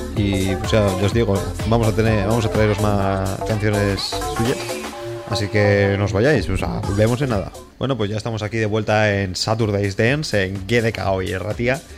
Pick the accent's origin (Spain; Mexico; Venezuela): Spain; yo soy de Amoredita